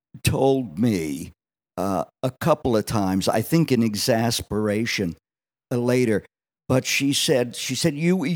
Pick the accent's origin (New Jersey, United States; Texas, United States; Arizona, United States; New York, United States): New Jersey, United States; Wildwood; Well, I was born and bread and buttered, as they say, in a resort town at the southern end of New Jersey called Wildwood.